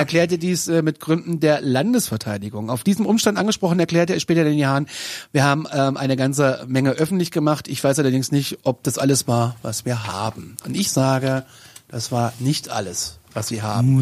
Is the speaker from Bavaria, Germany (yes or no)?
no; Kassel, Hesse, Germany; Ich, bin aus Kassel.